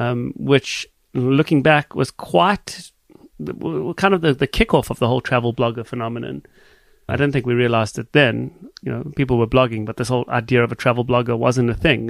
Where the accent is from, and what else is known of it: Johannesburg, Gauteng, South Africa; born or raised there; now in Canada